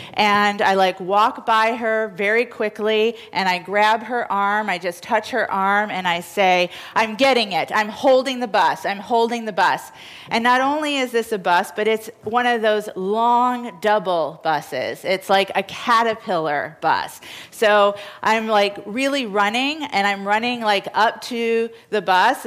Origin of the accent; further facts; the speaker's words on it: New York, United States; as a New Yorker